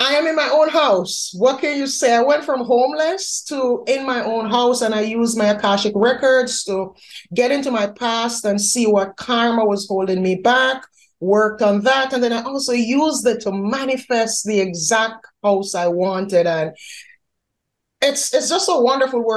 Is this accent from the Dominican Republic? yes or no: no; Jamaica; moved away as an adult; now in United States; I'm Jamaican by birth. I was born in Jamaica. I moved to the U.S. 2016